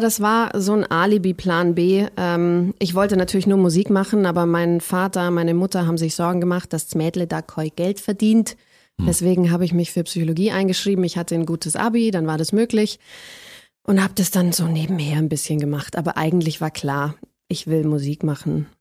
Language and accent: German; Ellerbach, Bavaria, Germany; first language German; also born or lived in Lauingen; ich bin in Lauingen geboren, einer Großstadt aus bayerischer Sicht, aber ich bin aufgewachsen in einem 300-Seelendorf, das Ellerbach heißt